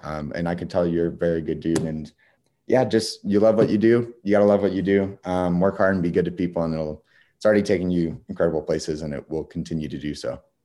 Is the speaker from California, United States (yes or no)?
no; Wichita, Kansas, United States; I'm from Wichita